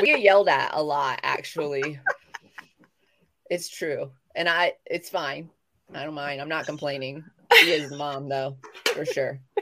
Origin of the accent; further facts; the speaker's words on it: the South, United States; accent: southern; moved away; having like a southern accent but when i was a child thick thick and now i kind of just bring it back